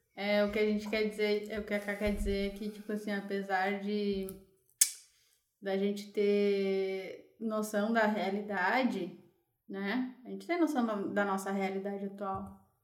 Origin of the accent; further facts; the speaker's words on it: Gravataí and Caxias, Rio Grande do Sul, Brazil; also born or lived in Porto Alegre; Nasci em Porto Alegre, mas morei muito tempo uh, em Gravataí, Caxias